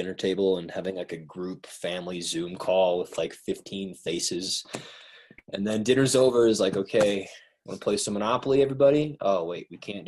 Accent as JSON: {"language": "English", "region": "Wyoming", "country": "United States", "tie": "born or raised there", "moved": "yes", "said": "my hometown is being ravaged right now. It's not good. Small town in Wyoming, rural"}